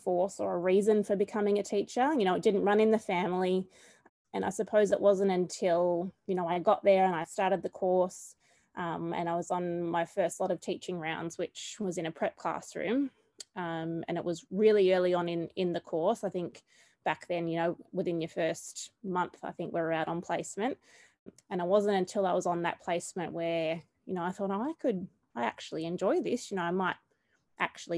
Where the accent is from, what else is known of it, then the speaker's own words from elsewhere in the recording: Charlton, Victoria, Australia; moved away as an adult; now in Bendigo, Australia; I've also taught in my hometown of Charlton